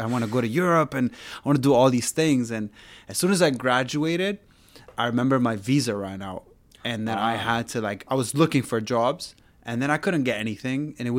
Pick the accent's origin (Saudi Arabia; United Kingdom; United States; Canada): Saudi Arabia; moved away as an adult; now in United Arab Emirates; I didn't grow up in Dubai. I grew up in Saudi.